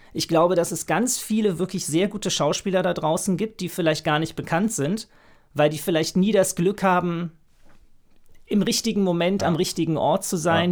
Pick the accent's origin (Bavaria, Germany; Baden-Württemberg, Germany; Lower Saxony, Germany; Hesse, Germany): Hesse, Germany; Frankfurt; moved away as an adult; now in Berlin, Germany; Ich bin eigentlich aus Frankfurt, habe dort erst Soziologie studiert